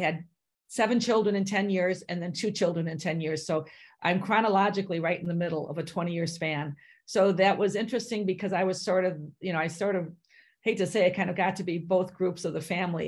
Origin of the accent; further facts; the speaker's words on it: Chicago, Illinois, United States; now in Minnesota, United States; I was born in Chicago, Illinois, in the city.